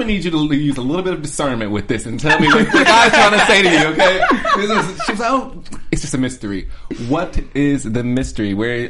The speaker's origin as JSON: {"language": "English", "town": "Cleveland", "region": "Ohio", "country": "United States", "said": "I am from Cleveland"}